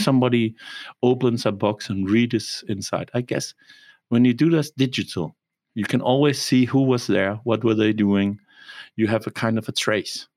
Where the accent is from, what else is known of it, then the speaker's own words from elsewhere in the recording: Copenhagen, Capital Region of Denmark, Denmark; moved away as an adult; also born or lived in Germany; now in Rostock, Germany; I was born in Copenhagen and lived there for 20 years, and then I went to Germany